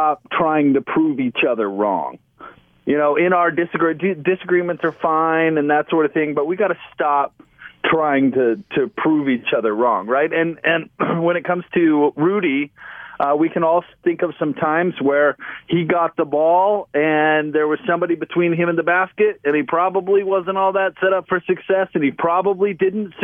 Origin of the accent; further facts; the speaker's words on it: United States; I'm an American.